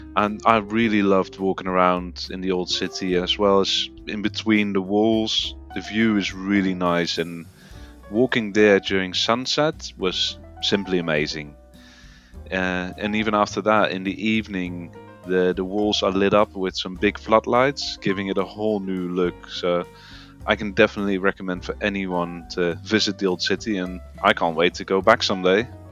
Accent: Netherlands; moved away as an adult; now in United Kingdom; I am indeed originally from the Netherlands, but I've lived in the UK for uh, the last five years

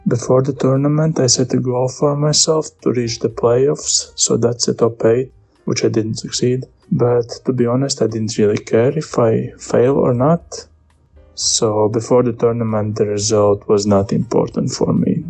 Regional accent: Latvia; we are both from Latvia

